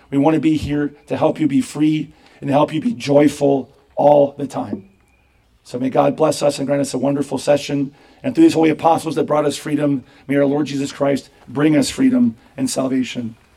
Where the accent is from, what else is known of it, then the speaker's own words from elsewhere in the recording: United States; as Americans